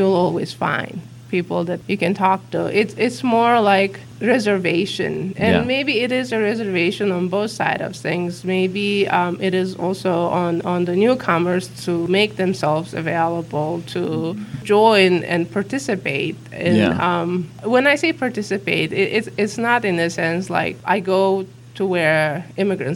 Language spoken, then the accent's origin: English; Uzbekistan; English is a second language; moved away; I was born in a country that doesn't exist. I was born in the Soviet Union.